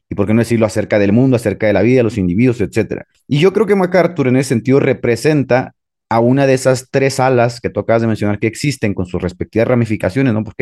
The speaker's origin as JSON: {"language": "Spanish", "town": "Trelew", "region": "Chubut", "country": "Argentina", "said": "Pues yo soy de la Patagonia, pibe. Soy de la Patagonia."}